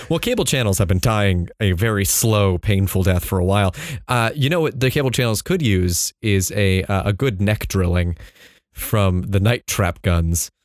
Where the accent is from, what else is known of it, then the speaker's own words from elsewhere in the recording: San Diego, California, United States; I grew up in San Diego